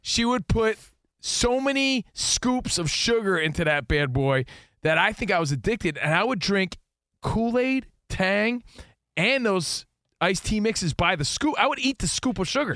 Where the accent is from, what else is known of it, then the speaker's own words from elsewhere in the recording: East Coast, United States; moved away; We grew up on the East Coast